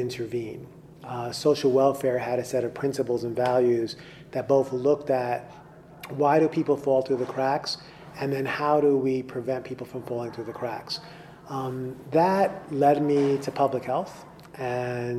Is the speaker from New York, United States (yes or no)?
yes; New York City, New York, United States; I was born in the South Bronx in New York City